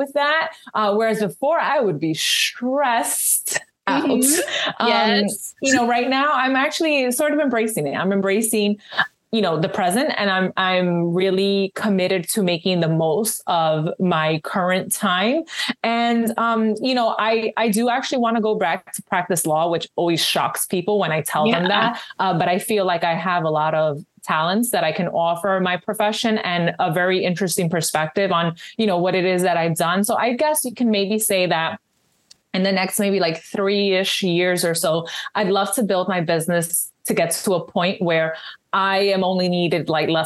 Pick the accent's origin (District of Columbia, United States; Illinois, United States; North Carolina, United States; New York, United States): New York, United States; New York City; moved away as an adult; now in New Jersey, United States; I'm a city girl, you know, born and raised in New York.